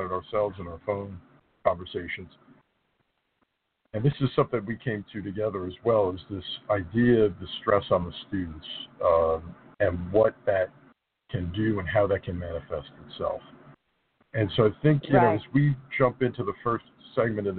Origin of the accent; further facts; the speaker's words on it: New Jersey, United States; high schools in New Jersey. It's my home state